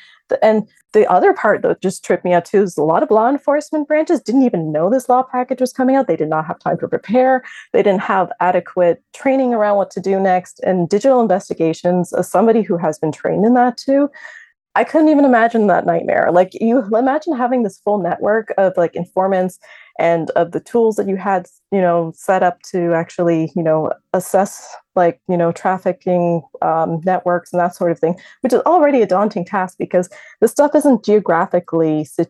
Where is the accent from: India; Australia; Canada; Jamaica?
Canada; as a Canadian